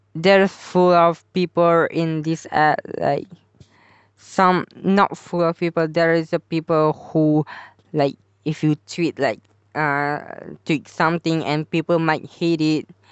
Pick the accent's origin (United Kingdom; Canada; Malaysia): Malaysia; I'm from Malaysia too